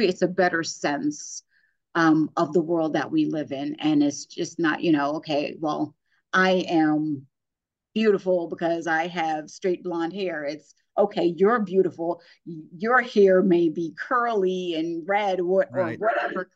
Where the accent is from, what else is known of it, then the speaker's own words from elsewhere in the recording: New York City, New York, United States; moved away as an adult; also born or lived in Virginia; now in Northern Virginia, United States; I grew up in Brooklyn, New York, and my kids are here growing up in Northern Virginia